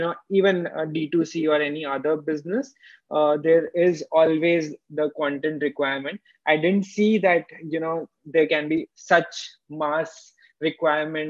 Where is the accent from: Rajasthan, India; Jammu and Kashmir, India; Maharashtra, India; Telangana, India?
Rajasthan, India; Jaipur; moved away as an adult; also born or lived in Bangalore; My hometown is Jaipur, and I moved to Bangalore just to understand startup system well